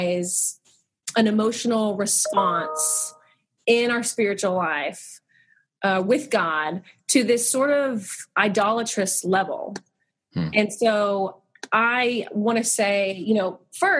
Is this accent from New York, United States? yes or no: no; Abilene, Texas, United States; moved away as an adult; also born or lived in Cairo, Egypt; now in Sugar Land, United States; I grew up in Abilene, Texas, a little bit further west